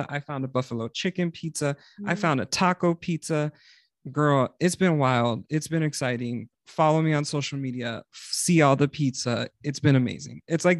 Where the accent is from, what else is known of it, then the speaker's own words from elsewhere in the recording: South Texas, United States; we're from South Texas.